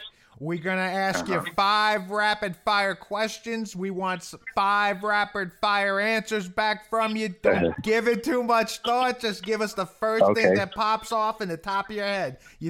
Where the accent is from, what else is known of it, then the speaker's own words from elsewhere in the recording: Maplewood, New Jersey, United States; I grew up in Maplewood, which is right next to South Orange.